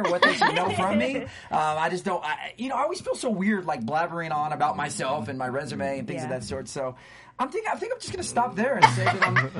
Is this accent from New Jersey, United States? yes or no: no; Stockton, California, United States; moved away; also born or lived in Atlanta; as she said, and I am from Stockton, California, a little city that if you don't know about, you don't want to Google it because you'll find out some things you don't want to know about it. I'm out here by way of Atlanta.